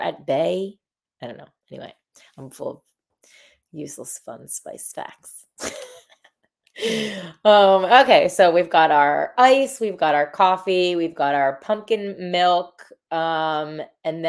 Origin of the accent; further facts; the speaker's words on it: Delaware, United States; I'm from Delaware